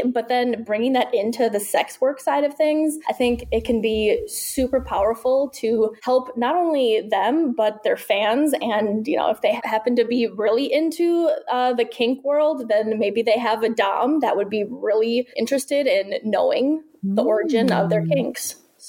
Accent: Midwest, United States; now in Texas, United States; I recently moved, been here in Texas for a little over a year, and I come from the Midwest. So speaking of, like, stigmas, the Midwest is pretty close-minded for the most part.

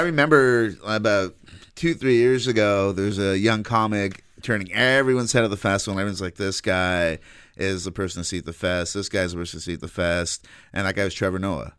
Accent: Canada; I'm a Canadian kid

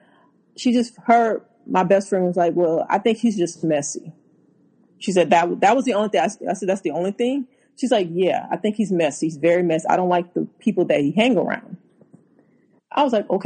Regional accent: Louisiana, United States; moved away; also born or lived in Houston; I'm from Louisiana

